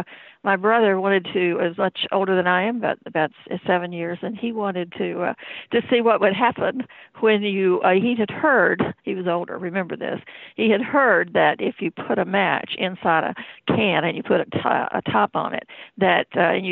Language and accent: English; North Carolina, United States; I grew up in Columbus County, which is a very small, well, it's a big county, second largest land area in the state, but it's probably the smallest population, but has swamps